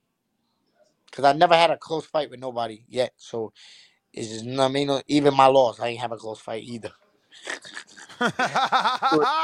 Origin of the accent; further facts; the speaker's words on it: Puebla, Mexico; I'm from Mexico, too. I'm from Puebla.